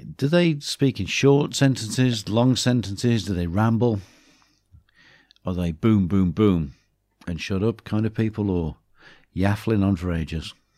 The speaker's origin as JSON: {"language": "English", "area": "Black Country", "region": "West Midlands", "country": "United Kingdom", "accent": "Black Country", "moved": "yes", "said": "my black country accent comes back too."}